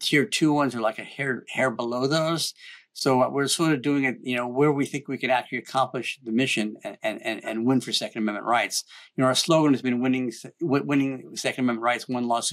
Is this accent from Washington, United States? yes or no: yes; Washington, United States; here in Washington State, my home state